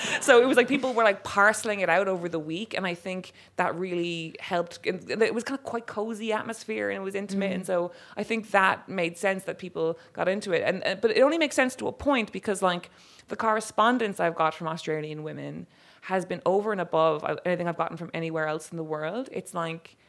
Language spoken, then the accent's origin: English; Cork, Munster, Ireland; I'm from Cork.